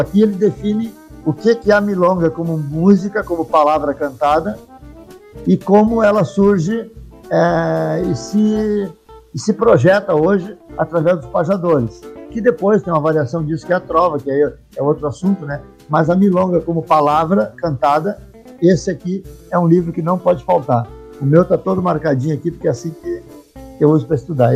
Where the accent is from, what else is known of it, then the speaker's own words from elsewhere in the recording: São Sepé, Rio Grande do Sul, Brazil; now in Caxias do Sul, Brazil; eu saí de São Cepé, mas São Cepé permanece na, na mala de garupa